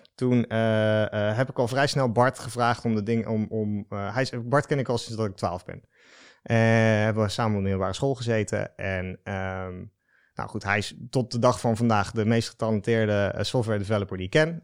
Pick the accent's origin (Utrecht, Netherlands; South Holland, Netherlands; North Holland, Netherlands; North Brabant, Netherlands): Utrecht, Netherlands; Den Dolder; also born or lived in Breda; ik ben geboren in Breda. Ik ben opgegroeid dus in Den Dolder.